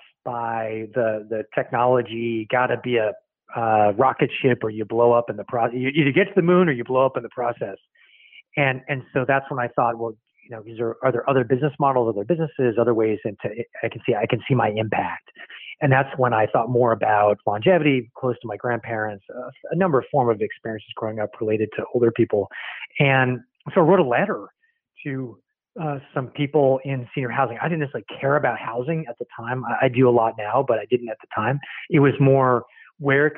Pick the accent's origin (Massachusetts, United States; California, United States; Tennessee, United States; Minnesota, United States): California, United States; San Francisco Bay Area; also born or lived in Virginia; I was there through early elementary school, and then my dad got a job transfer to the Bay Area, San Francisco Bay Area. So I moved out, really grew up in the Bay Area and through high school